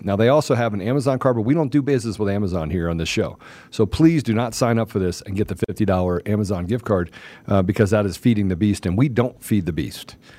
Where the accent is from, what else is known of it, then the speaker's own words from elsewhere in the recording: United States; I'm an American